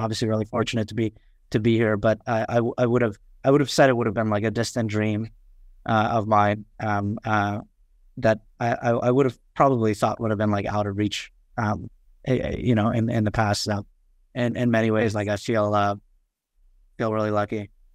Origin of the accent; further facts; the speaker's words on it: New York City, New York, United States; English is a second language; also born or lived in Kathmandu, Nepal / Far Western Nepal; I grew up in Queens, um, New York, uh, Forest Hills. And so of, you know, proud, proud to have grown up there